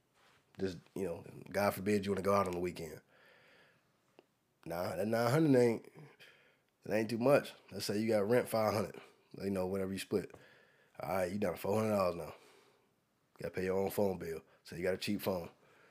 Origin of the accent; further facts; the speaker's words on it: United States; remember, I'm from Carolina